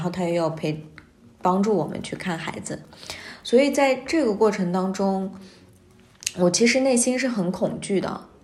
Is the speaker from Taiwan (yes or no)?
no; Xinjiang, China; now in Beijing, China; 从我们新疆那边儿到了北京